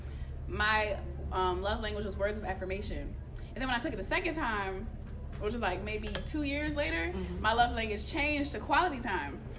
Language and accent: English; Baltimore, Maryland, United States; moved away; I'm originally from Baltimore, Maryland, but I'm here for school.